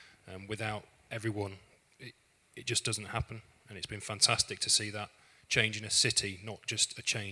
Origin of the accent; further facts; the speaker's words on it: Lincolnshire, East Midlands, United Kingdom; moved away as an adult; now in Hull, United Kingdom; I'm actually from Lincolnshire